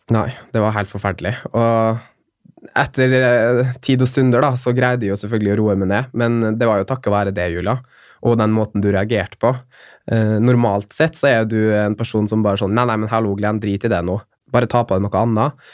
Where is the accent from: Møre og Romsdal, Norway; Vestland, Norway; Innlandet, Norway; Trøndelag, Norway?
Møre og Romsdal, Norway; Molde; moved away as an adult; also born or lived in Oslo; flytte hjem og komme hjem til familien min og, og der jeg vokste opp